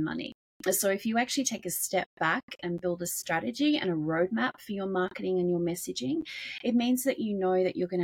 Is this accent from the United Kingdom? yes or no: no; Australia; I'm from Australia, and I've worked in public relations